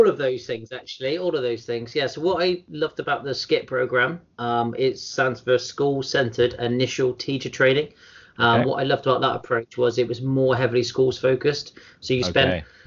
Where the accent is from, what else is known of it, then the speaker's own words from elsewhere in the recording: Bristol, South West England, United Kingdom; I grew up in sort of Bristol, as you can probably tell from my accent